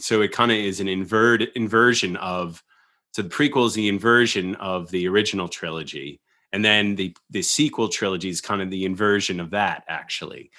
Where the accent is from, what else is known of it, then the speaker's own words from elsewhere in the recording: Long Island, New York, United States; growing up pretty isolated in suburbia and Long Island